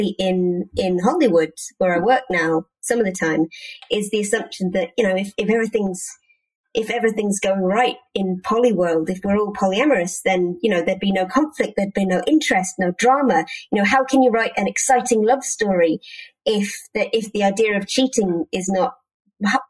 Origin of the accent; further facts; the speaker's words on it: United Kingdom; as a British person